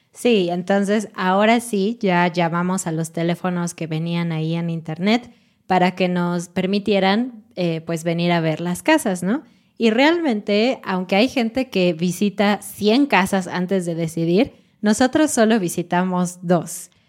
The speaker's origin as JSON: {"language": "Spanish", "country": "Mexico", "said": "sí somos mexicanos"}